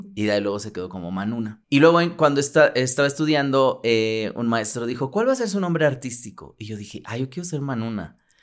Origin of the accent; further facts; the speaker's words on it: Mexico City, Mexico; nací en un barrio muy al, del sur de la ciudad y yo era muy feliz con mis abuelos y todo